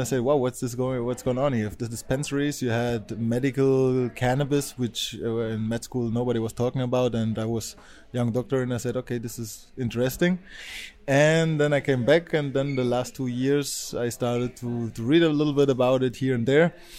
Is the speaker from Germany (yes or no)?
yes; Germany; moved away as an adult; also born or lived in Spain; I'm from Germany. I went to study to, to Spain, and I'm now back in Berlin.